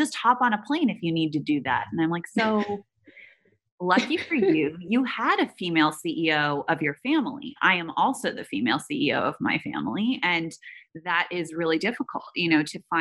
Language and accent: English; Silicon Valley, California, United States; I grew up in Silicon Valley around incredible entrepreneurs